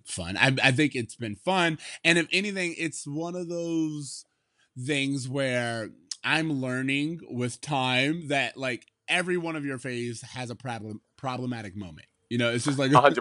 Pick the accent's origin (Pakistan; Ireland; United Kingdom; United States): United States; as an American